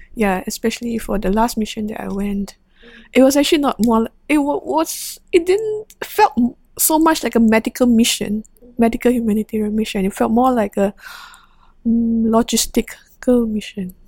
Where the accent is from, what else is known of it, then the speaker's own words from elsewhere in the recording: Singapore; the Singaporean nurse